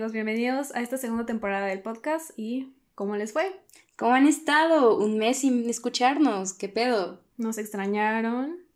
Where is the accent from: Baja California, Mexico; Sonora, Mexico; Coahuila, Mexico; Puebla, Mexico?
Puebla, Mexico; ya estamos sí, también aquí en Puebla, porque pues, somos de Puebla